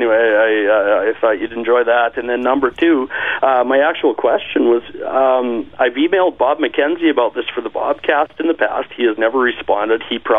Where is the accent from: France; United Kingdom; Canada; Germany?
Canada; Sedley, Saskatchewan; I am from Sedley, Saskatchewan, the Sedley metropolitan area, just southeast of Regina.